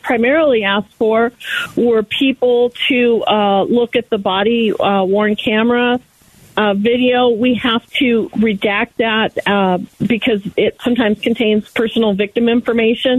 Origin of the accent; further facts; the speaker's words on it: Maricopa County, Arizona, United States; here in Maricopa County. This is my hometown